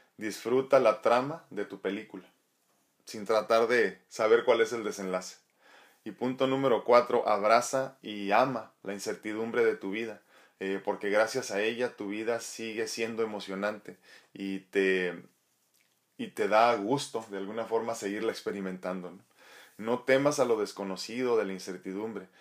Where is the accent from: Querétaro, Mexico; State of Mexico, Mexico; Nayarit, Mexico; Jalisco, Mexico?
Nayarit, Mexico; moved away; allá en mi estado querido de Nayarit